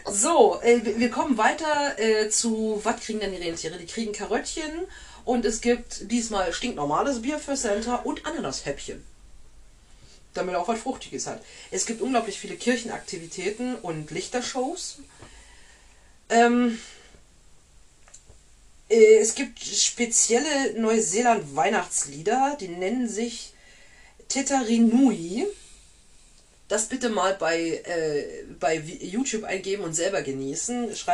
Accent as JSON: {"language": "German", "country": "Germany", "said": "Wir dürfen so reden, wir sind selber Deutsche."}